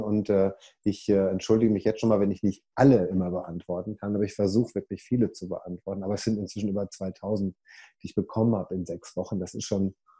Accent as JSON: {"language": "German", "area": "Ruhr area", "region": "North Rhine-Westphalia", "country": "Germany", "moved": "as an adult", "lives_now": "United States", "said": "ich komme ja aus dem Ruhrpott, deswegen rede ich manchmal so"}